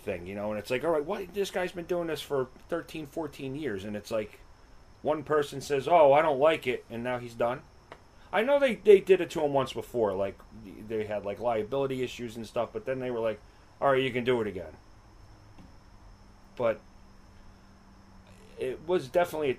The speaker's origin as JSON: {"language": "English", "town": "Wayne", "region": "New Jersey", "country": "United States", "tie": "born or raised there", "lives_now": "Hawthorne, United States", "said": "I grew up in Wayne."}